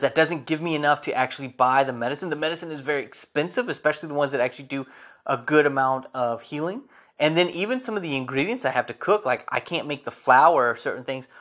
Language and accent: English; United States; As an American